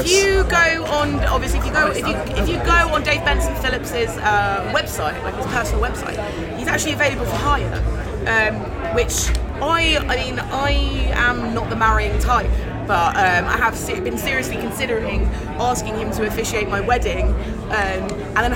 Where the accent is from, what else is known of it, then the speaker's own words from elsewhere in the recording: Germany; grew up in Germany, and, so we didn't have that.